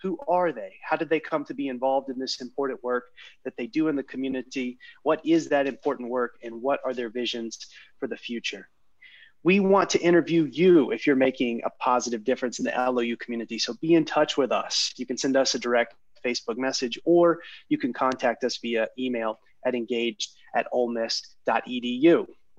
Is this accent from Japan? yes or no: no; Memphis, Tennessee, United States; I'm from Memphis as well